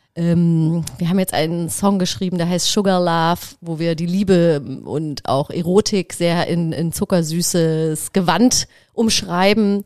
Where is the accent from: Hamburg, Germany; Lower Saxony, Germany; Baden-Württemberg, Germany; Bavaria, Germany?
Baden-Württemberg, Germany; Black Forest; moved away; ich bin halt im Schwarzwald groß geworden